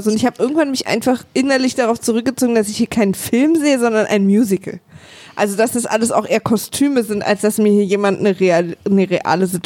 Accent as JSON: {"language": "German", "region": "Berlin", "country": "Germany", "tie": "born or raised there", "said": "Na, Berlin. Äh, na, okay. Und dann die nächste Frage ist immer Ost oder West, die ich dann gestellt bekomme."}